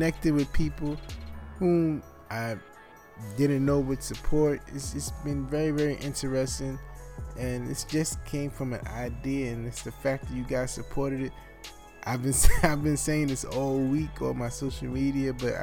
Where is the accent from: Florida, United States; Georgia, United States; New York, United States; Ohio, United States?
New York, United States; New York City; I'm a New Yorker